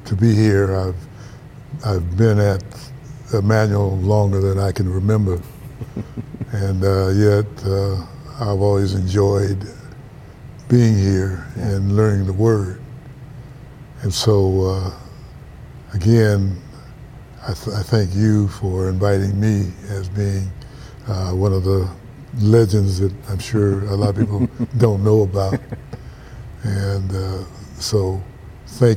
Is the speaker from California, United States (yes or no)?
yes; Pasadena, California, United States; I'm from Pasadena, California. And Pasadena is a city of the Rose Bowl, and it's real famous, the Rose Parade. Mm-hmm. And that's where I was born